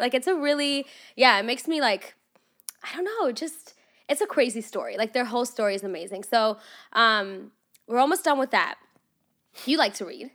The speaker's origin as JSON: {"language": "English", "country": "Russia", "tie": "born or raised there", "also_born_or_lived": "Los Angeles area, California", "moved": "yes", "lives_now": "United States", "said": "I grew up in Russia, and that was cold, so I know cold"}